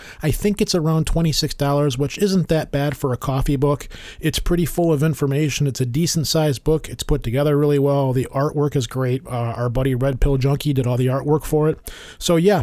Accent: Detroit, Michigan, United States; I am a Michigan boy and I'm from Detroit.

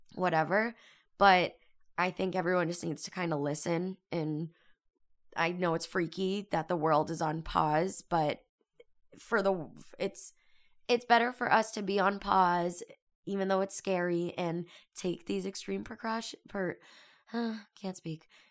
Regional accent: Boston, Massachusetts, United States; moved away as an adult; now in California, United States; I'm from Boston. I'm out here in California for school

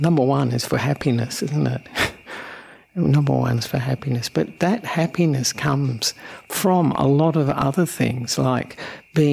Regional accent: Australia; also born or lived in Sri Lanka; I'm an Australian monk who ordained with Ajahn Brahm about 25 years ago

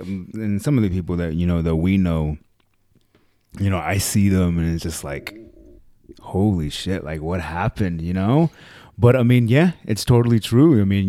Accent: Los Angeles, California, United States; born there; I was born there.

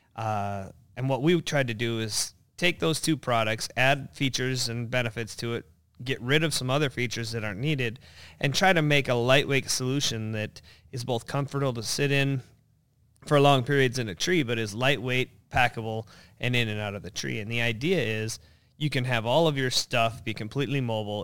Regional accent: North Idaho, United States; moved away as an adult; now in Minnesota, United States; I grew up in North Idaho, uh, but then right around, uh, ninety-four-ish, I moved out here to go to college and have been a Minnesota resident, uh, ever since

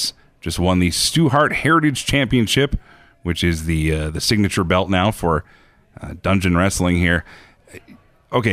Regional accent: Red Deer, Alberta, Canada; I grew up in Red Deer

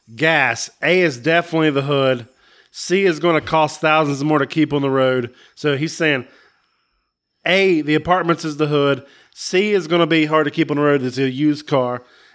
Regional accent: Los Angeles, California, United States; Then I could move back to my hometown, Los Angeles.

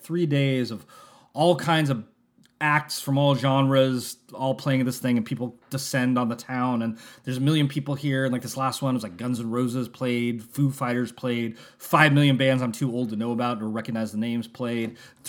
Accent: San Francisco, California, United States; But I was born in San Francisco, so I kind of feel myself, I feel that I am a mist creature at heart.

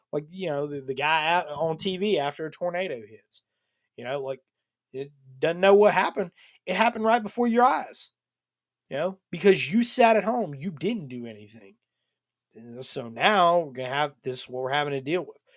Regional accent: Atlanta, Georgia, United States; I'm from Atlanta.

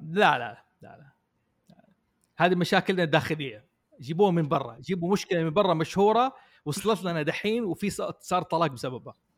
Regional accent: Jeddah, Makkah Province, Saudi Arabia; now in Riyadh, Saudi Arabia; عندنا في جده

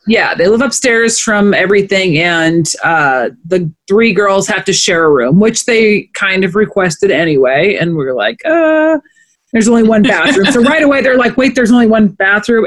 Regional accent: Omaha, Nebraska, United States; we're just from Omaha

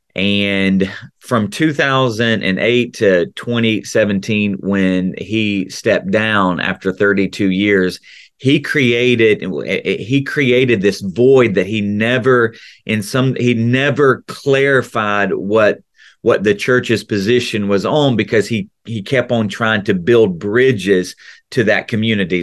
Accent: right outside of Memphis, Tennessee, United States; accent: Tennessee accent; Southern accent; moved away as an adult; now in Central Florida, United States; I grew up in the South, right outside of Memphis

